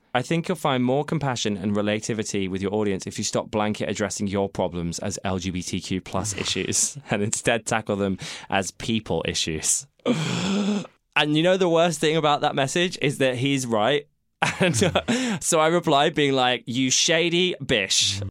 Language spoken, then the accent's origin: English; United Kingdom; we're being British